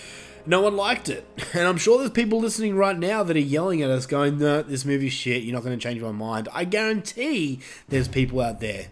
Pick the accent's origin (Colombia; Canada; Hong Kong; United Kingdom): United Kingdom; I mean, we're all from Britain, but whatever.